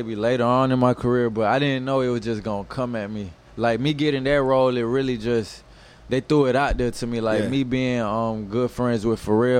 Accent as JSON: {"language": "English", "town": "Atlanta", "region": "Georgia", "country": "United States", "tie": "born or raised there", "said": "growing up in Atlanta"}